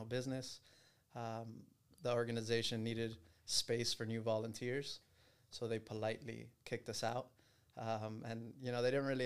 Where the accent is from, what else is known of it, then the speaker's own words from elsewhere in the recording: Miami, Florida, United States; I was born and raised in Miami, grew up here, still live here.